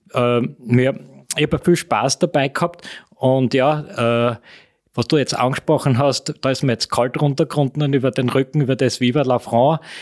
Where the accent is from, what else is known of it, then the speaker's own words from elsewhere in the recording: Austria; bei uns in Österreich